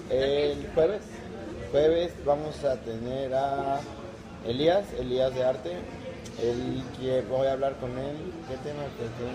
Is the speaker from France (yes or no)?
no; Mexican Caribbean, Mexico; yo soy del Caribe, del Caribe mexicano.